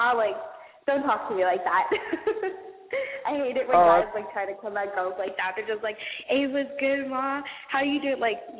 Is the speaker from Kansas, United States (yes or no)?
no; Sacramento, California, United States; also born or lived in Hollister, California; I'm from originally Hollister, California, but I'm in Sac right now. Spent my whole life in Sacramento, pretty much.